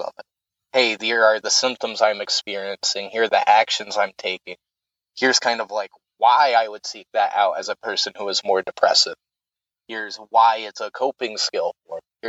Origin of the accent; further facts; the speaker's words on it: the South, United States; moved away; also born or lived in upstate New York; I grew up in the South, Baptist family, military family